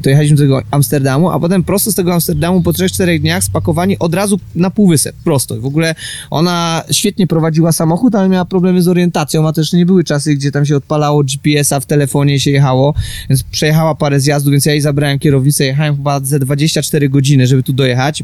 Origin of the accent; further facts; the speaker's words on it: Łódź, Łódź Voivodeship, Poland; mieszkam na co dzień w Łodzi, pochodzę z Łodzi